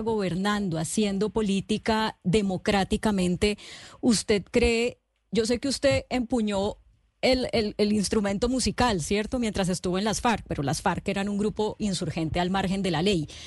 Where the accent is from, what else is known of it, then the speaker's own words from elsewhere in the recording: Colombia; cuando uno está como aburrido de pensar como colombiano